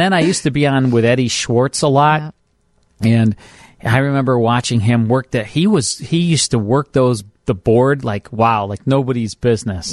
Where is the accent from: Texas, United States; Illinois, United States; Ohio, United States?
Illinois, United States; Chicago; growing up in Chicago, listening to WGN